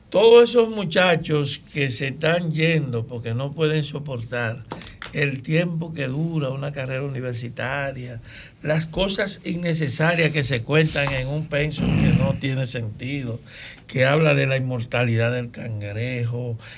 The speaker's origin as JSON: {"language": "Spanish", "town": "Salcedo", "region": "Hermanas Mirabal", "country": "Dominican Republic", "said": "tú sabes que yo somos de Salcedo."}